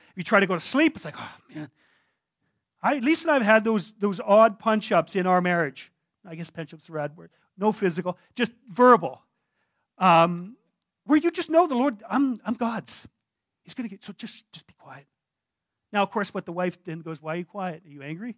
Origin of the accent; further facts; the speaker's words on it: Canada; I'm a Canadian. We're quite reserved.